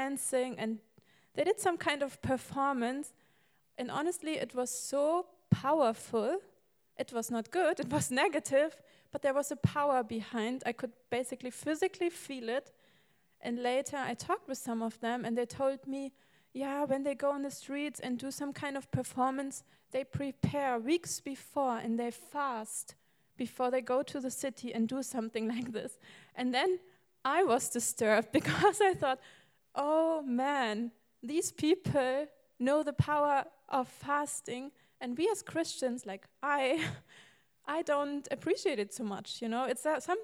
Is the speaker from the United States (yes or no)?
no; Germany; English is a second language; moved away; I come not from America, I'm from Germany.